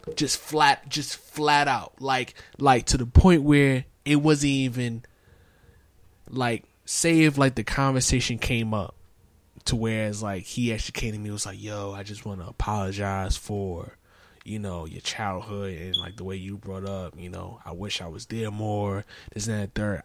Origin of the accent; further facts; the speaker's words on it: New York City, New York, United States; growing up in Brooklyn